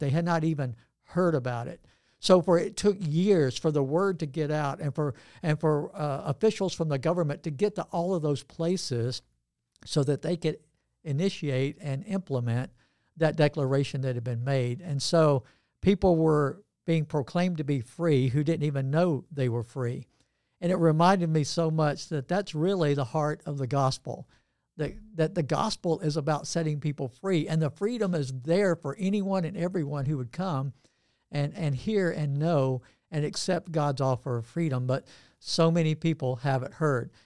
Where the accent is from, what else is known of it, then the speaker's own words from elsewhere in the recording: Georgia, United States; I'm from Georgia as well